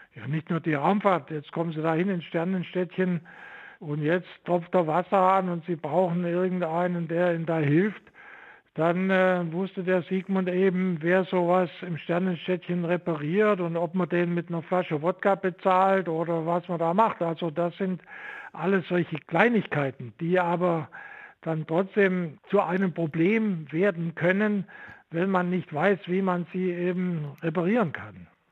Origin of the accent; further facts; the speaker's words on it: Vogtland, Saxony, Germany; moved away as an adult; also born or lived in Stuttgart; so bin ich aus dem Vogtland am Ende in Stuttgart angelangt